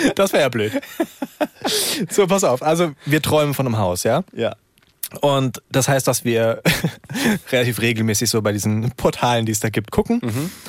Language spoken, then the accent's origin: German; Wiesbaden, Hesse, Germany; Ich bin in Wiesbaden aufgewachsen